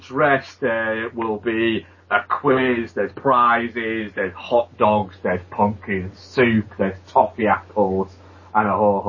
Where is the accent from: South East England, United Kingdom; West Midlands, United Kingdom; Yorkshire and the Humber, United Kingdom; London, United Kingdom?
Yorkshire and the Humber, United Kingdom; York; you live in my hometown of York